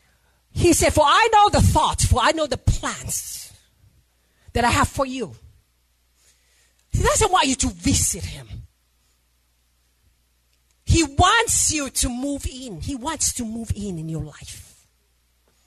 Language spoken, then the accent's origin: English; Samoa; I'm from Samoa.